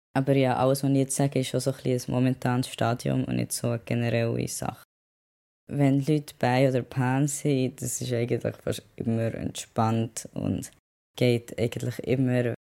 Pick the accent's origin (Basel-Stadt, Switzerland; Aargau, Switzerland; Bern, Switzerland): Bern, Switzerland; moved away as an adult; now in London, United Kingdom; ich bin in Bern aufgewachsen, so eine grosse Stadt ist es nicht